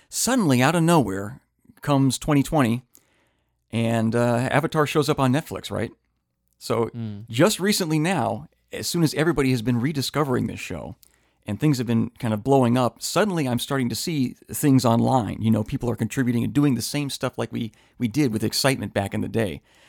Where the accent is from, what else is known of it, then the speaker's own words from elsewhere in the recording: Midwest, United States; Let's jump on the plane because I'm from the Midwest and we flew out to L.A.